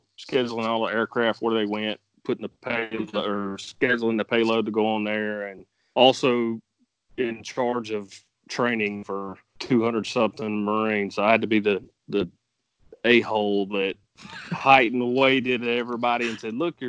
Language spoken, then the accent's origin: English; South Carolina, United States; We're from South Carolina